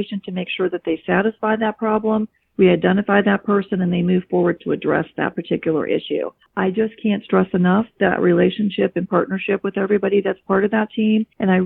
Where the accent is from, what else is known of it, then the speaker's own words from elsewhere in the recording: Italy; So I am from Italy